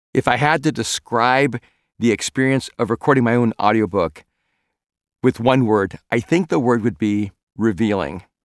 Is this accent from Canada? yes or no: no; El Salvador; first language Spanish; English is a second language; moved away; I'm an immigrant from El Salvador and Spanish was my first language